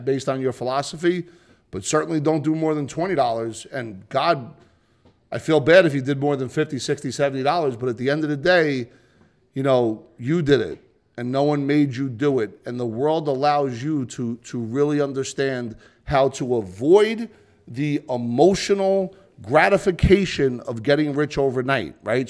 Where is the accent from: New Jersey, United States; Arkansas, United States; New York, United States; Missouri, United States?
New Jersey, United States; I'm from New Jersey